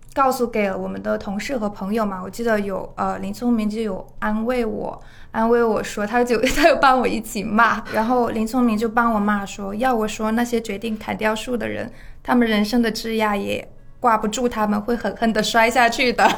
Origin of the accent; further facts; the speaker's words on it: Jinan, Shandong, China; moved away; 因为我老家是山东嘛